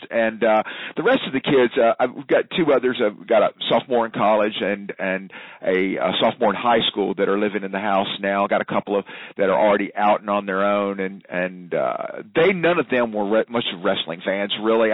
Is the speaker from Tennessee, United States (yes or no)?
yes; Memphis, Tennessee, United States; growing up in Memphis, Tennessee